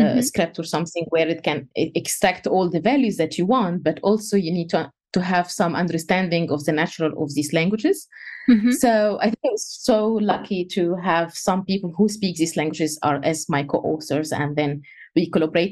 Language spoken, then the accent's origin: English; Egypt; first language Egyptian Arabic; English is a second language; moved away; I'm Egyptian, so my native language is Egyptian Arabic